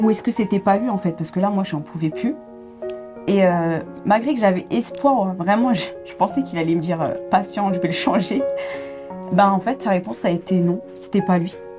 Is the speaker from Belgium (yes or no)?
no; Paris suburbs, Île-de-France, France; je suis née à, à Paris et j'ai grandi en région parisienne, en banlieue parisienne.